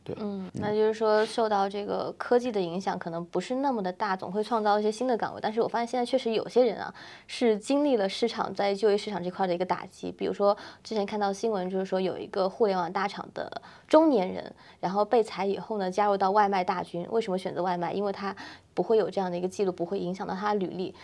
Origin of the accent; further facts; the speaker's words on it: Guangdong, China; 因为我是广东人嘛